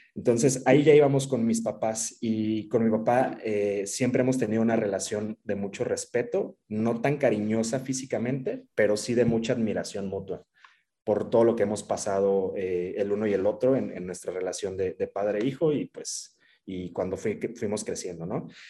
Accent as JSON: {"language": "Spanish", "country": "Mexico", "also_born_or_lived": "Morelia / Mexico City", "said": "como mexicano no pensamos mucho en la salud"}